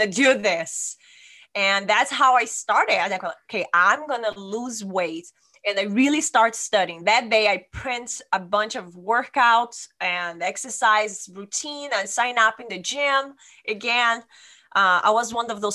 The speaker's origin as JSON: {"language": "English", "country": "Brazil", "moved": "as an adult", "lives_now": "Sonoma, United States", "said": "I'm from Brazil and I came to the United States in 2009."}